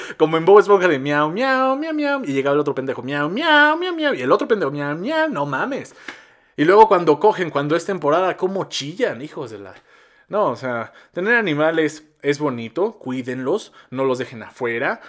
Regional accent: Mexico

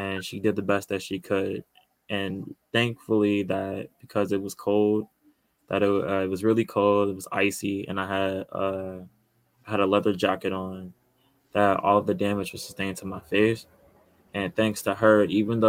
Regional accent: Chicago, Illinois, United States; I'm from Chicago and born and raised here

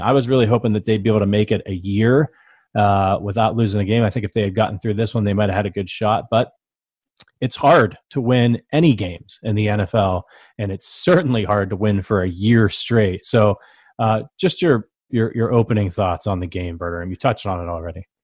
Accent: Northeast Ohio, United States; I grew up in Northeast Ohio. I didn't grow up in Kansas City

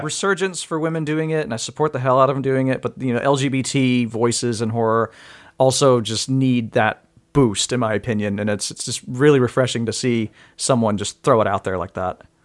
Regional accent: Mississippi, United States; moved away; I'm originally from Mississippi

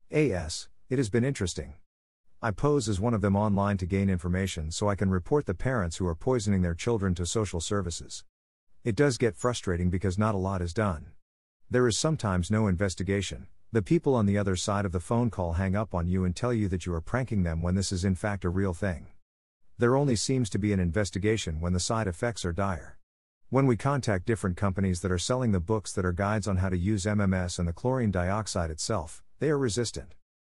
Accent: Florida, United States; I am from South Florida. Our family uses both English and American Sign Language to communicate.

